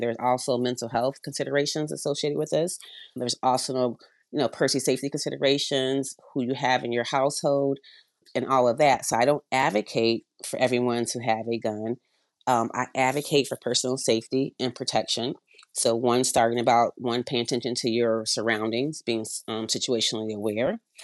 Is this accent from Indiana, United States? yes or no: no; Avondale, Arizona, United States; moved away; also born or lived in upstate New York; We grew up in Avondale, Arizona, so we had some snakes in the backyard